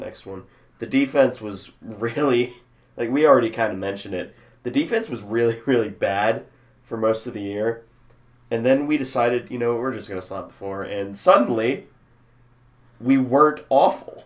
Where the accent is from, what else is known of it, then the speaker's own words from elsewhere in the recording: Missouri, United States; I grew up in Missouri